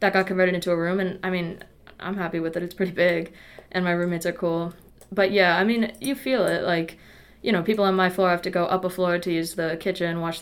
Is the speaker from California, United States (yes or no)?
no; Massachusetts, United States; moved away as an adult; now in Madison, United States; I'm from Massachusetts